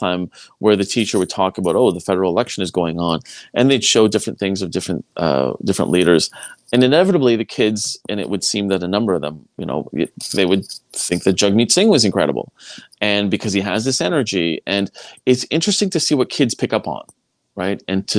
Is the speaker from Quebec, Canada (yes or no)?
yes; Quebec, Canada; I mean, I came from Quebec. It's a way of life there.